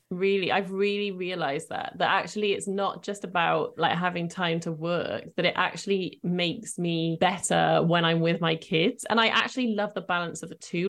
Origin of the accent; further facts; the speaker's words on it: Cardiff, Wales, United Kingdom; I was born in Cardiff, so where I currently live.